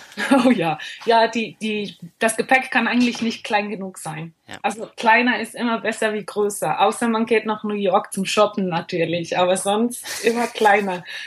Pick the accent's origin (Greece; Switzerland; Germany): Switzerland; ich komme aus der Schweiz